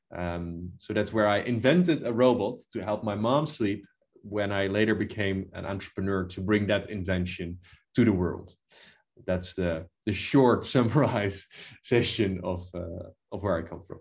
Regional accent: Netherlands; in the Netherlands where I was born

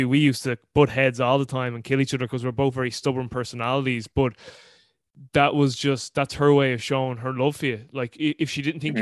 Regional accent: Ireland; I'm Irish

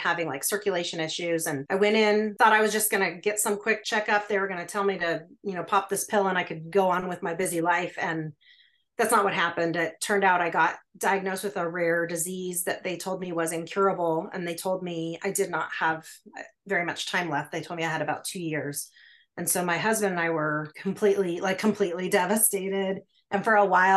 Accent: Alaska, United States; I was born and raised in Alaska

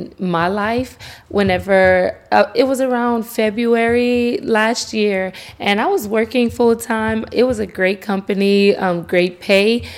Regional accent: Lafayette, Louisiana, United States; the Festival International, which is local in my hometown

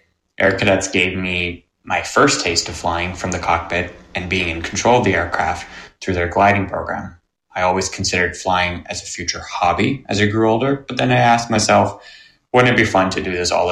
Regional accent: near Toronto Pearson, Ontario, Canada; my house growing up near Toronto Pearson

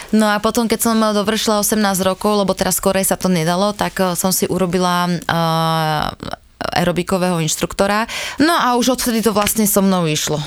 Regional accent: Malacky, Bratislava Region, Slovakia; u nás v Malackách

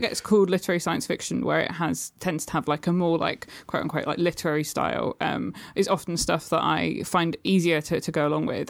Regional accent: United Kingdom; You can probably hear I'm British.

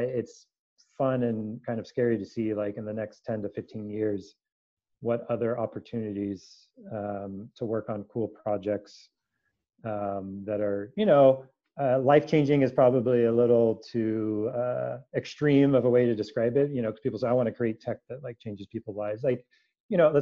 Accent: San Francisco Bay Area, California, United States; born or raised there

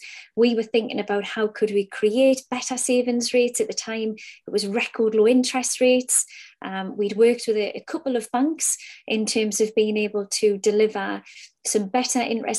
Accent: Newcastle upon Tyne, North East England, United Kingdom; The company started out of Newcastle upon Tyne. My accent betrays me.

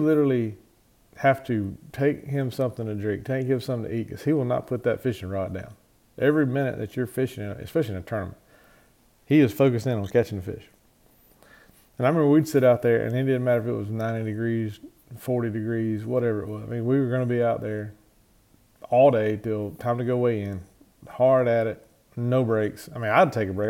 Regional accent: Cordele, Georgia, United States; We grew up on Lake Blacks here, which is in kind of south central Georgia and Crisp County right outside of Cordial.

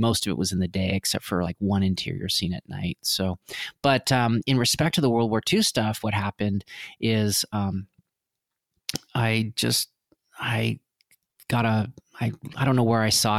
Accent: Vancouver, British Columbia, Canada; I grew up in Vancouver

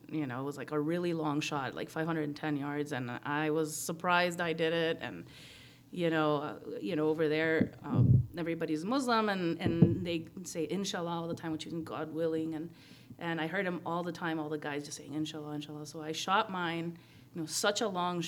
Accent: Guatemala; moved away as an adult; now in United States; I'm from Guatemala, born and raised, and then I came to the States when I came to college

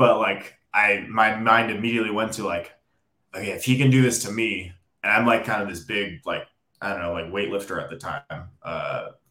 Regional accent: Los Angeles, California, United States; also born or lived in Miami, Florida; I'm born and raised in Los Angeles

